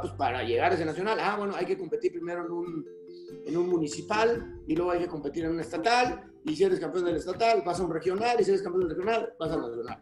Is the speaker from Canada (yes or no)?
no; Mexico; como mexicanas